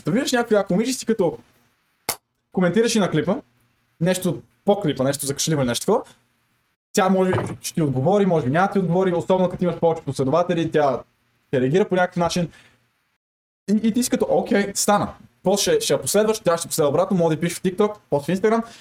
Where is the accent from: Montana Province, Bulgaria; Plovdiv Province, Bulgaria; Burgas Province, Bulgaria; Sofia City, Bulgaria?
Sofia City, Bulgaria; Sofia; Виж, аз съм дефолт, аз съм от София. Аз съм с дефолт настройките.